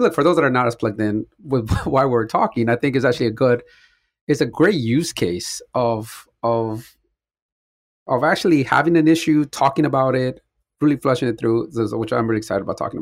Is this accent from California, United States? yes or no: yes; Compton, California, United States; I grew up in Compton, listening to mostly hip-hop music